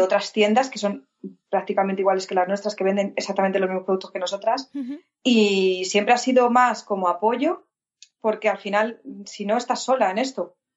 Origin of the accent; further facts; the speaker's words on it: Alcalá de Henares, Community of Madrid, Spain; de Alcalá, que es de donde somos nosotras, de Alcalá de Henares